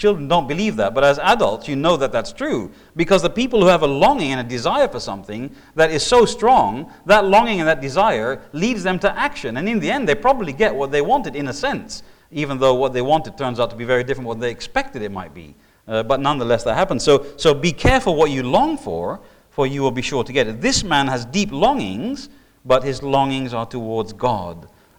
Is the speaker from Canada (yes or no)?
no; Indonesia; I mean, when I was growing up in Indonesia, we had a Komodo dragon come into our Sunday morning service.